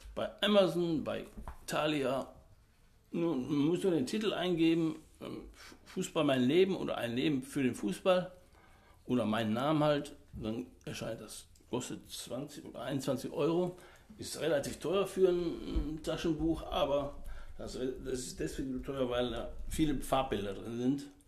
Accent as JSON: {"language": "German", "town": "Oberhausen", "region": "North Rhine-Westphalia", "country": "Germany", "tie": "born or raised there", "also_born_or_lived": "Lower Saxony", "said": "bin 1954 geboren und in Stärkrade aufgewachsen."}